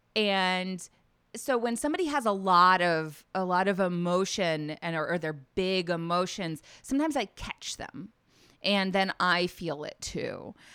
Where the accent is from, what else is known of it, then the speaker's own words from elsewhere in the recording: Nashville, Tennessee, United States; moved away as an adult; I'm originally from Tennessee, from Nashville.